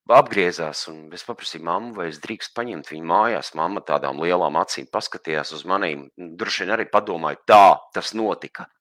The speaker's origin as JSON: {"language": "Latvian", "town": "Liepāja", "region": "Kurzeme", "country": "Latvia", "tie": "born or raised there", "said": "mana bērnība, visu vis dzīves pirmā nu, jaunība ir pagājusi. Liepājas"}